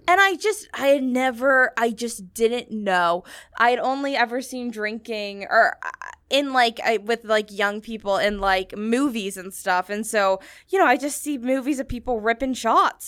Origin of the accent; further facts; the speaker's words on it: New Hampshire, United States; moved away as an adult; now in New York, United States; I'm coming from New Hampshire